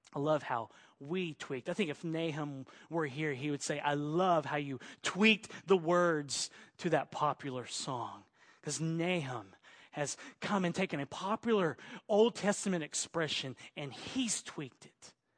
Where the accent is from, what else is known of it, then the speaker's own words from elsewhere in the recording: Oklahoma, United States; also born or lived in Arkansas / Texas / Los Angeles; now in Central Coast, California, United States; I was bo-, born in Arkansas, raised in Oklahoma, so I'm an Okie.